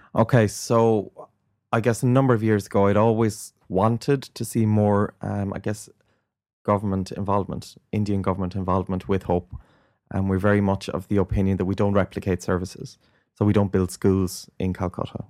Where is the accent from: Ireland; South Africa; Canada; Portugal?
Ireland; I grew up in Ireland in the nineteen eighties